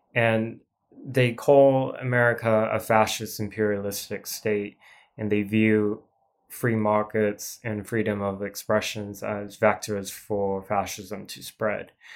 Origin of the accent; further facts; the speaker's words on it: Portland, Oregon, United States; I grew up primarily in Portland